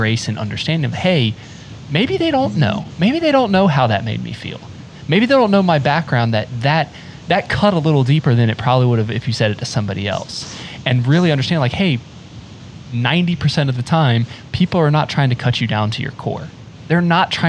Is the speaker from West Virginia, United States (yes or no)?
no; rural North Carolina, United States; moved away; also born or lived in South Florida; I grew up in rural North Carolina